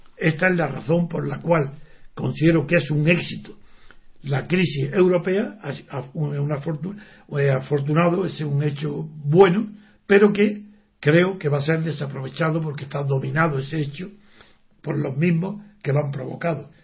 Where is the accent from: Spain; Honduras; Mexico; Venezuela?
Spain; soy europeo, porque tengo conciencia de que pertenezco a España